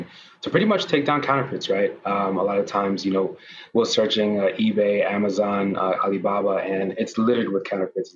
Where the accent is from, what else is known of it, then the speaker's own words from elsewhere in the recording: New York City, New York, United States; originally I'm born and raised from New York, Brooklyn specifically